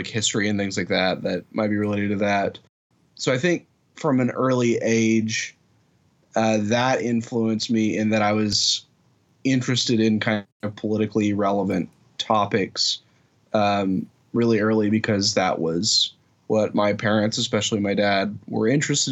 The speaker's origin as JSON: {"language": "English", "region": "Oklahoma", "country": "United States", "tie": "born or raised there", "said": "I grew up in Oklahoma"}